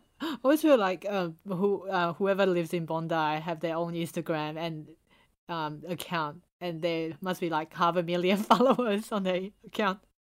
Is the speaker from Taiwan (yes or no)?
yes; Taiwan; now in Sydney, Australia; we're from Asia, and especially from Taiwan